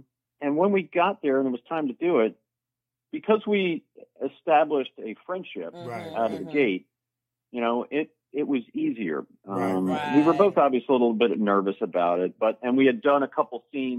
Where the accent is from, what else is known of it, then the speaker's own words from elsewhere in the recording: Philadelphia, Pennsylvania, United States; Because I'm from Philly. Philly's a pretty small market.